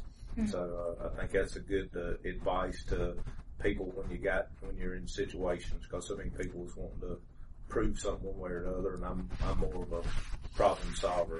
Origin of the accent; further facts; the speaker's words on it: Greensboro, North Carolina, United States; I was born and raised here in Greensboro